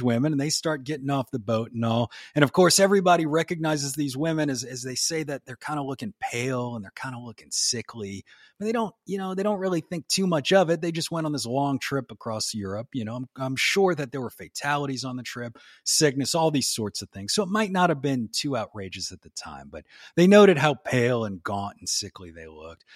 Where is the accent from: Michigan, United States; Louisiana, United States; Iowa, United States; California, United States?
Louisiana, United States; New Orleans; moved away as an adult; now in Tennessee, United States; I grew up down in New Orleans down there.